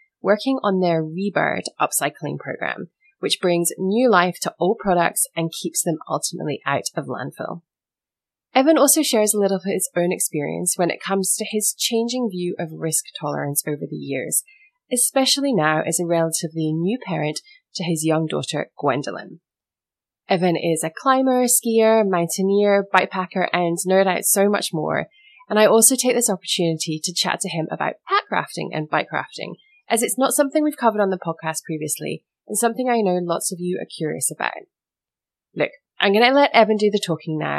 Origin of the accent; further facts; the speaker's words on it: United Kingdom; moved away; I was born in the UK